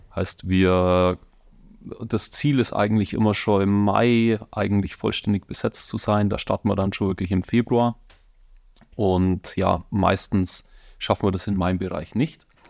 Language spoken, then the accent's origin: German; Donauwörth, Bavaria, Germany; accent: Bavarian-Swabian; now in Munich, Germany; Es ist bayerisch-schwäbisch. Also ich komme aus der Donauwetter Gegend ursprünglich.